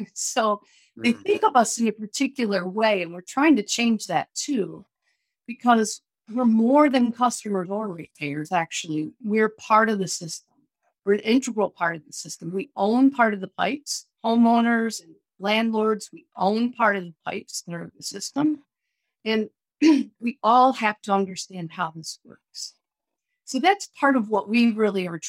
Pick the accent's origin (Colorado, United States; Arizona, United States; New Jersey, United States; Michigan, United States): Michigan, United States; Western; when I was a kid growing up in Western Michigan, I lived in the country